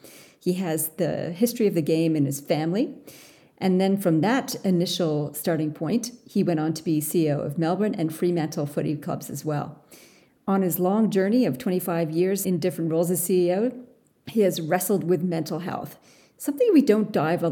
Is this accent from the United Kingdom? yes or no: no; Canada; now in Australia; I am a Canadian Australian who loves to work with CEOs and teams on the people stuff in leadership.